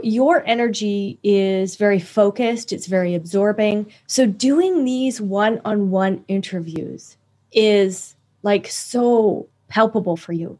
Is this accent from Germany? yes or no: no; Canada; I'm also Canadian